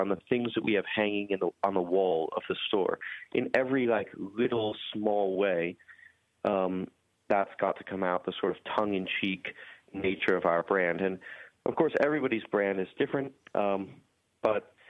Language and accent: English; United States; also born or lived in Hampstead / Oxford; as an American